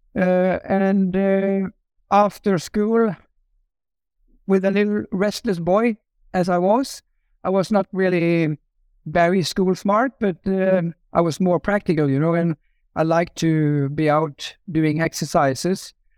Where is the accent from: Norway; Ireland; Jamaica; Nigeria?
Norway; I grew up in Norway